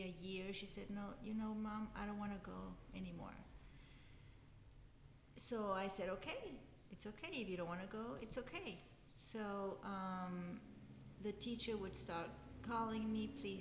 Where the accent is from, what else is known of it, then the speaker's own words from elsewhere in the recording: Monterrey, Nuevo León, Mexico; first language Spanish; English is a second language; now in Brownsville, United States; I'm from Monterrey, Mexico, so my first language is Spanish